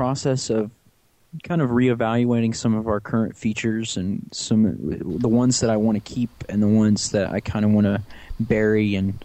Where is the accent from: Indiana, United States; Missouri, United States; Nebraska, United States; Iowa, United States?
Missouri, United States; St. Louis; I was born in St. Louis, Missouri.